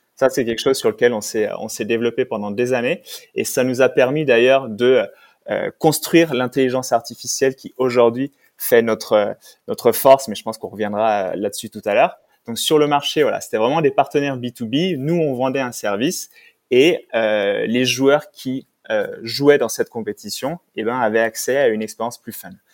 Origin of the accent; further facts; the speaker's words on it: Savoy, Auvergne-Rhône-Alpes, France; moved away as an adult; also born or lived in Silicon Valley; now in Paris, France; je suis savoyard, même si ça fait 10 ans que je vis à Paris maintenant